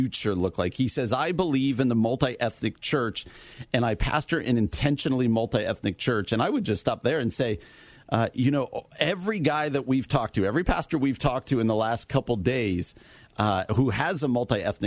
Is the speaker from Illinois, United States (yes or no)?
yes; Naperville, Illinois, United States; born or raised there; also born or lived in Downers Grove, Illinois